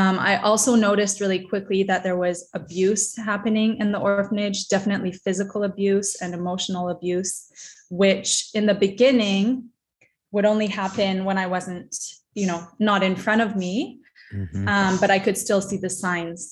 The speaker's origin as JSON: {"language": "English", "region": "Northern Canada", "country": "Canada", "moved": "as an adult", "lives_now": "Haiti", "said": "I'm not just from Canada, I'm from Northern Canada"}